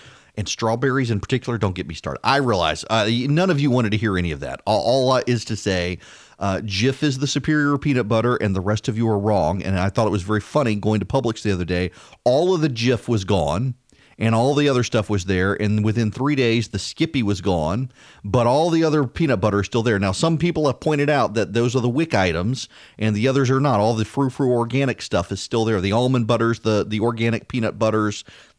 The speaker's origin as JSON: {"language": "English", "region": "Dubai", "country": "United Arab Emirates", "tie": "born or raised there", "said": "So when I was a kid, I grew up in Dubai"}